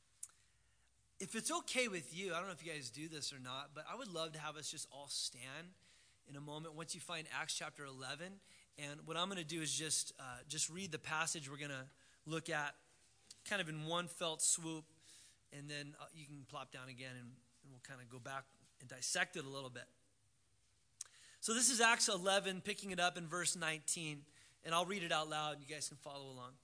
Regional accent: Southern California, United States; now in Astoria, United States; I'm from Southern California originally, so it's kind of hard to get used to all the rain and stuff, but I do live over on the coast

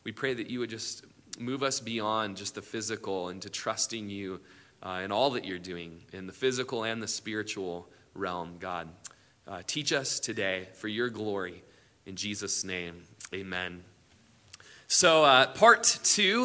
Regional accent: Prineville, Oregon, United States; we grew up in Prineville

